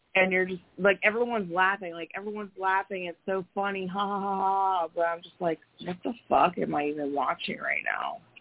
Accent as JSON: {"language": "English", "country": "United States", "said": "I'm an American"}